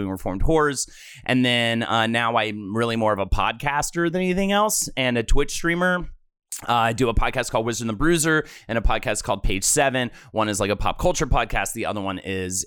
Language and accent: English; New York, United States; as a New Yorker